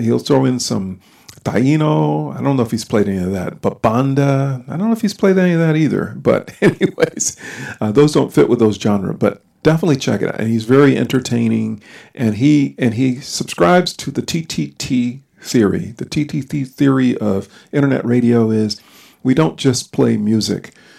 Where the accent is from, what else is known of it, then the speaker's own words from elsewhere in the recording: Connecticut, United States; now in North Carolina, United States; I'm from Connecticut